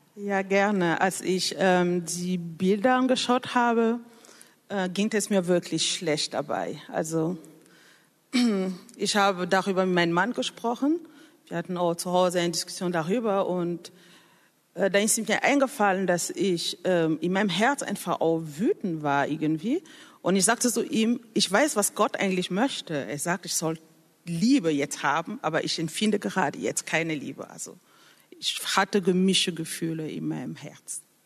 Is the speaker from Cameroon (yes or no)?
yes; Cameroon; German is a second language; moved away as an adult; now in Germany; Ich komme ursprünglich aus Kamerun und lebe seit mehr als zehn Jahren in Deutschland